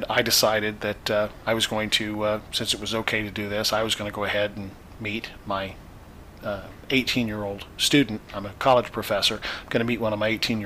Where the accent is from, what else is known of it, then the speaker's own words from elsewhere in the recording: Indiana, United States; now in Florida, United States; I'm from the Midwest originally